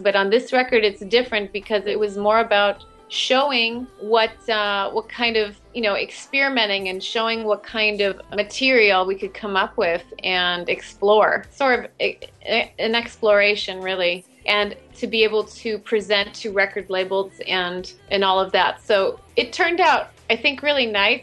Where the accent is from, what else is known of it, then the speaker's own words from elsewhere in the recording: Cleveland, Ohio, United States; I am from Ohio in the United States, born in Cleveland, Ohio